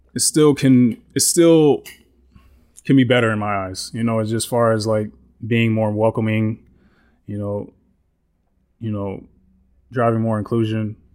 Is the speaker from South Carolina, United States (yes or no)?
no; Houston, Texas, United States; moved away as an adult; now in Austin, United States; I grew up in Houston. I went to school in Houston